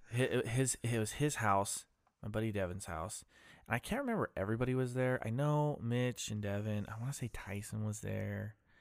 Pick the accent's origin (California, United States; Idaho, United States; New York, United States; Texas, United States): Idaho, United States; Ammon; I grew up in Idaho, fa-, well, I grew up in Am in Idaho